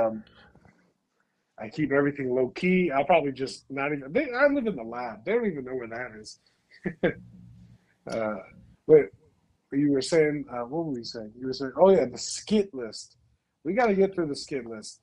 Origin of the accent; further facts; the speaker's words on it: Chicago area, Illinois, United States; we're both from Chicago, outside Chicago.